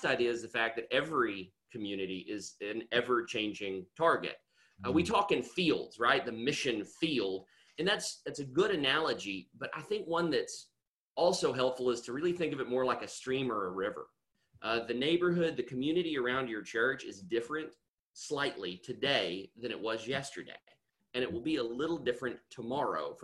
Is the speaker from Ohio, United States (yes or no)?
no; Nashville, Tennessee, United States; moved away; I'm from the Nashville area originally